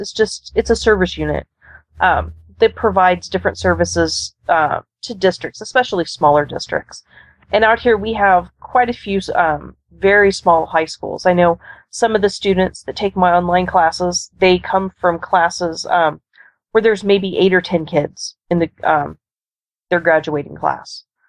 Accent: Nebraska, United States; Well, obviously, I'm from the Cornhusker State, but I'm in the far western reaches of the state.

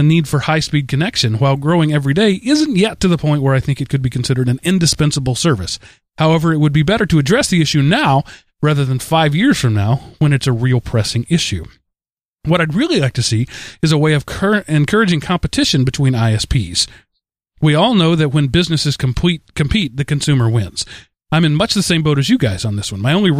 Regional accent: Seneca, South Carolina, United States; I'm from Seneca, South Carolina, and all of my aunts have their own select versions of Chow Chow, some admittedly better than others.

